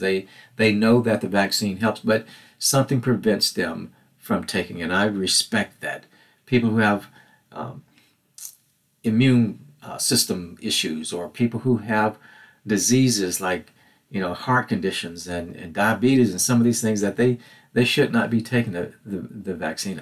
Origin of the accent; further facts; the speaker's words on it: Mississippi, United States; growing up in Mississippi during the civil rights movement